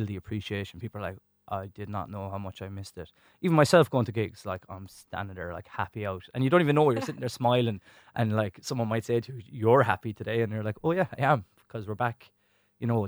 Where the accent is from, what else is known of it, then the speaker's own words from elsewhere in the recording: Tipperary, Munster, Ireland; I'm from Tipperary too.